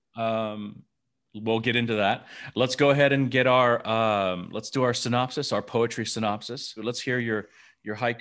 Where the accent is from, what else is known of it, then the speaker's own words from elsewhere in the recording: Memphis, Tennessee, United States; growing up in Memphis, Tennessee